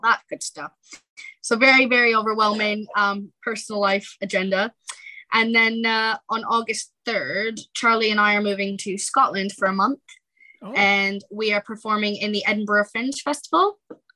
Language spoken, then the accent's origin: English; Halifax, Nova Scotia, Canada; moved away as an adult; now in United Kingdom; my hometown in Halifax